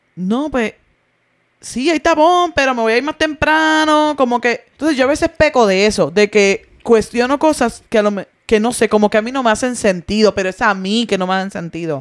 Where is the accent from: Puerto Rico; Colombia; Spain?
Puerto Rico; moved away; en mi país